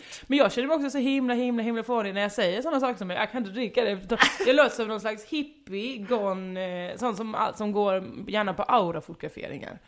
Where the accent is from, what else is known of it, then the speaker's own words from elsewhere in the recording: Halmstad, Halland County, Sweden; moved away; also born or lived in western Småland; var uppvuxen i västra Småland, bodde i Halmstad, då, mina, eh, identitetsbyggande år